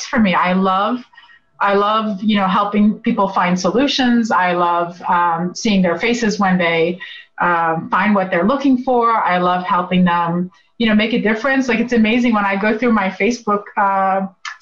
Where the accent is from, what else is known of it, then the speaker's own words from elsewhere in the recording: Northern Virginia, United States; also born or lived in Beirut, Lebanon; my years have been here in Northern Virginia